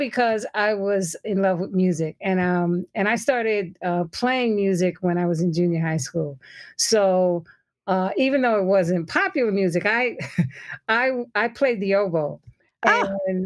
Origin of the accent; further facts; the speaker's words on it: New York City, New York, United States; I grew up in the media capital, so New York City